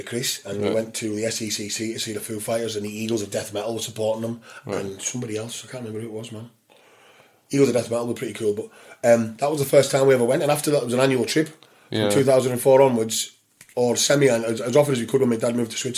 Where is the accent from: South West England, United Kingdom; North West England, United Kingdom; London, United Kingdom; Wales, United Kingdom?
North West England, United Kingdom; St Bees; we grew up in St. B's